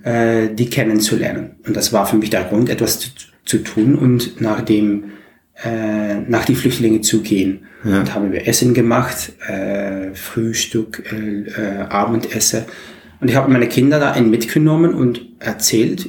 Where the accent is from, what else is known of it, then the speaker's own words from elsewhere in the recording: Maastricht, Limburg, Netherlands; German is a second language; ich komme aus Holland, Maastricht